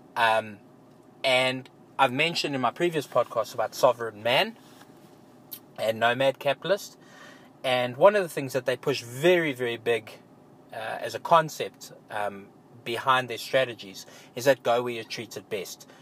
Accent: South Africa; my home country as an example in South Africa

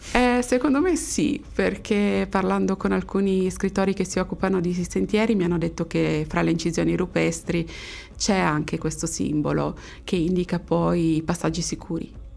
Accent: Friuli-Venezia Giulia, Italy; sono friulana

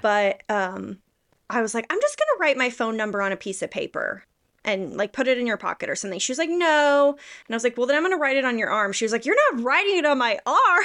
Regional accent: the South, United States; I grew up in the South

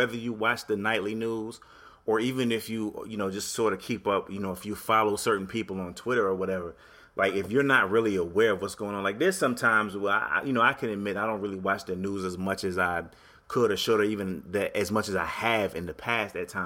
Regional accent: Connecticut, United States; moved away; I'm from Connecticut originally, even though I'm not there anymore

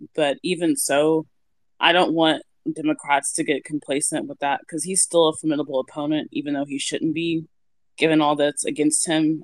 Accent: Kansas City, United States; my hometown guys, the Chiefs

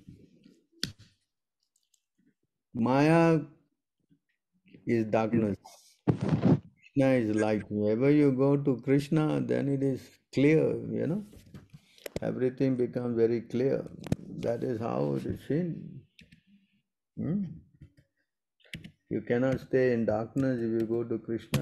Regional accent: Singapore; I'm also from Singapore

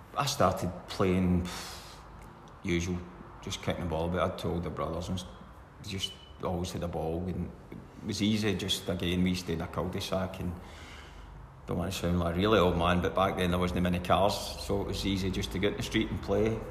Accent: Scotland, United Kingdom; I grew up in Cowan and it was all grass

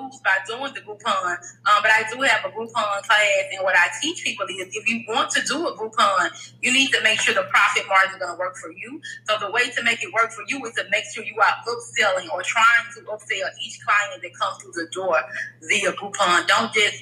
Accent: Memphis, Tennessee, United States; moved away as an adult; now in Atlanta, United States; I am from Memphis, Tennessee, but I have been living in Atlanta for 4 years. I moved from Memphis.

